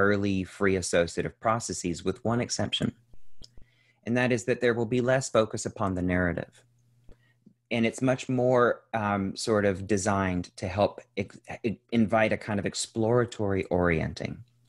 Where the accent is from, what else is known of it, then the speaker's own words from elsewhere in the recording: central Kentucky, United States; now in Los Angeles, United States; I'm originally from Kentucky, um, as is most of the generations back as far as we can tell. Um, I grew up to, in a very young family to two teenage parents who were working class people, um, in, in central Kentucky.